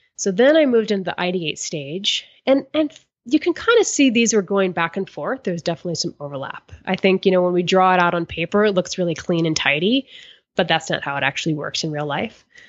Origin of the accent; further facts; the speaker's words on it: Florida, United States; I grew up in Florida